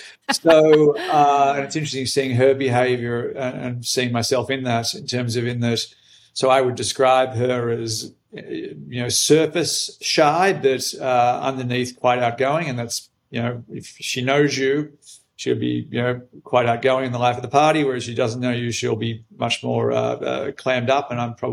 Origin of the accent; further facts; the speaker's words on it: Australia; moved away; I'm Australian, but I've been away from Australia for 26 years now, so my accent is not what it once was. I grew up in country Australia, so my accent was once much, much, much thicker than what it is now